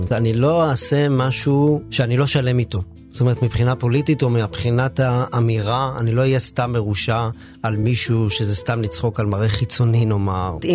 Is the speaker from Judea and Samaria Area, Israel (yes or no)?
yes; Ma'ale Adumim, Judea and Samaria Area, Israel; אני גדלתי בבית שהוא היה בית אה, ימני, כאילו באופן כללי, לא, לא איזה אידיאולוגיה גדולה וזה, אבל זה היה זה היה הבונטון גם מסביב במעלה אדומים.